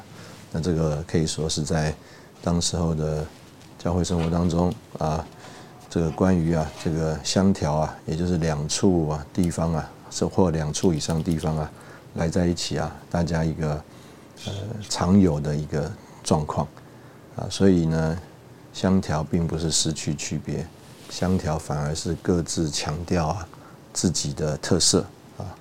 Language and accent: Chinese; Taiwan; now in Russia; 我因为我们从台湾来，那也有很多弟兄姊妹啊，对我们非常的关心照顾